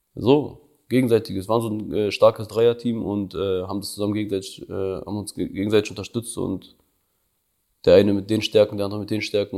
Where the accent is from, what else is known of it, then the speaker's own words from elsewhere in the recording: Prizren, Prizren District, Kosovo; now in Berlin, Germany; Kosovo ist meine Heimat, so, da komme ich her, so, da, da sind so meine Wurzeln.